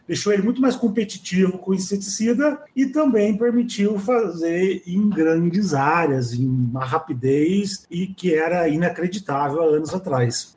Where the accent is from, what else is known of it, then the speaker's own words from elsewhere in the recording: Espírito Santo do Pinhal, São Paulo, Brazil; also born or lived in Jaboticabal, São Paulo / Ribeirão Preto, São Paulo; na Faculdade de Espírito Santo do Pinhal, São Paulo, uma faculdade que eu morro de paixão por ela até hoje, na cidade onde eu nasci